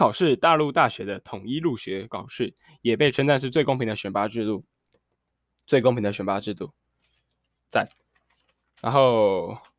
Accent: Taiwan; 为什么北京要对我们台湾人的政治表达满意或不满意呢？

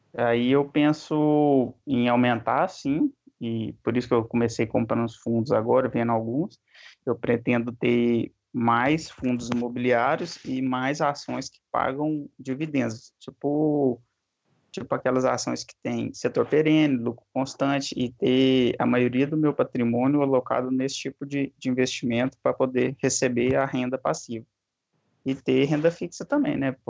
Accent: interior of Minas Gerais, Brazil; accent: interior de Minas; meu sotaque já entregou, né, interior de Minas

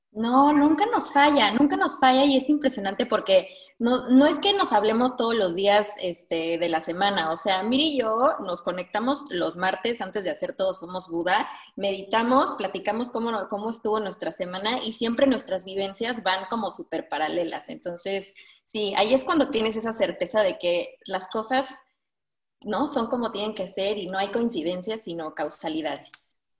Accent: Mexico; moved away as an adult; now in Denmark; yo como mexicana que llevo un año aquí viviendo

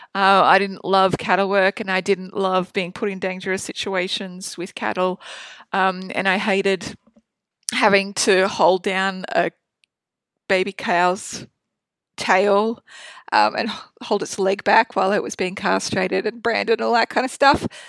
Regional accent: Proserpine, Queensland, Australia; I was born in North Queensland in Prospine in Australia. It's a small country town. Um, I grew up on a cattle property.

